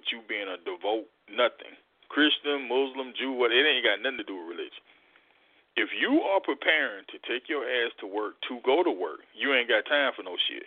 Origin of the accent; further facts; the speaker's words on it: Mississippi, United States; born and bred in the South in Mississippi